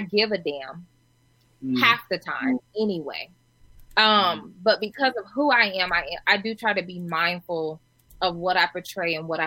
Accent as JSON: {"language": "English", "town": "Omaha", "region": "Nebraska", "country": "United States", "tie": "born or raised there", "said": "I'm from Omaha, Nebraska"}